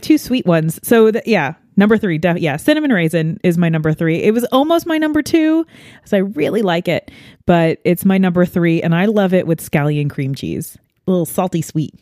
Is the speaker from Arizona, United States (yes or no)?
no; New York, United States; being a New Yorker in, um, you know, the, the corn heartland